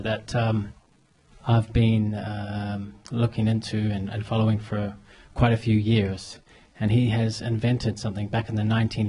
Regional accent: New Zealand; I'm from New Zealand.

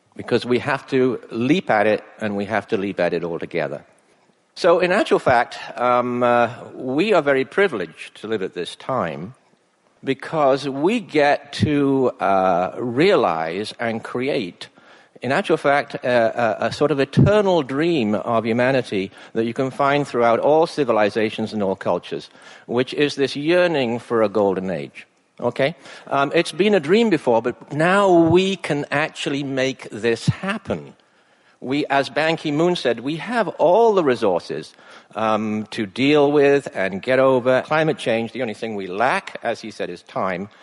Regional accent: England, United Kingdom; now in British Columbia, Canada; when I was a boy growing up in England

